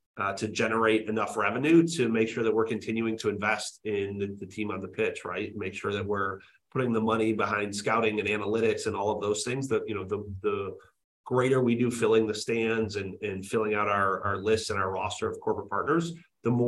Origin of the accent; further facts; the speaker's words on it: Detroit, Michigan, United States; also born or lived in East Coast; now in Chicago, United States; I grew up in Detroit